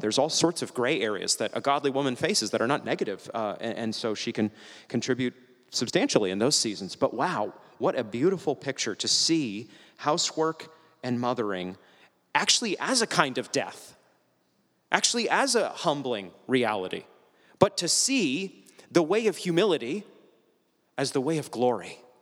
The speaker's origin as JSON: {"language": "English", "region": "New England", "country": "United States", "moved": "yes", "said": "I'm from New England"}